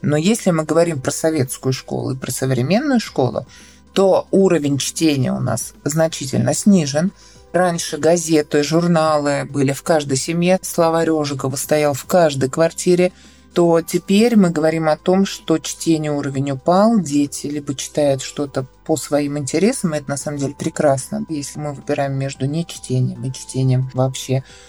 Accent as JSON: {"language": "Russian", "town": "Kazan", "region": "Tatarstan", "country": "Russia", "said": "Я из Казани, я лингвист"}